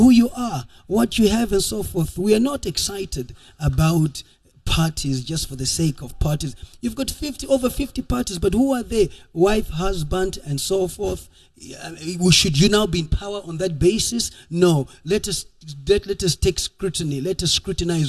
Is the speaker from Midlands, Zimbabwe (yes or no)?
yes; Midlands, Zimbabwe; I'm come from the Midlands. I'm Karanga.